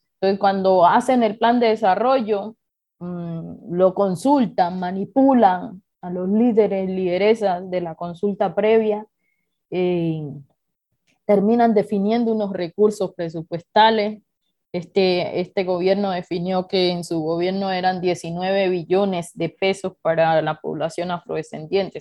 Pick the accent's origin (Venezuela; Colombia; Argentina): Colombia; Suárez, Cauca; nosotros hemos recibido ya de manera específica como población afrodescendiente la toma